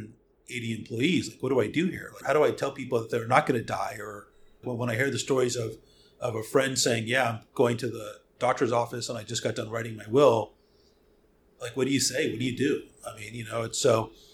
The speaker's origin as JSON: {"language": "English", "area": "outside of Hollywood", "region": "California", "country": "United States", "tie": "born or raised there", "said": "I was born and raised outside of Hollywood."}